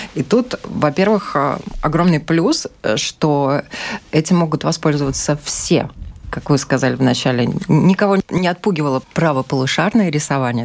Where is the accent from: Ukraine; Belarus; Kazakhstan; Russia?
Ukraine; moved away; Я сама из Украины